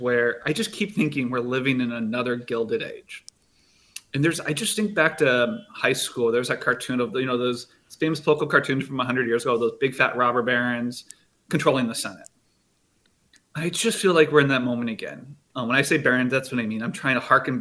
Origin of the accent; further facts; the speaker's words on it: Cedar Rapids, Iowa, United States; I'm from Cedar Rapids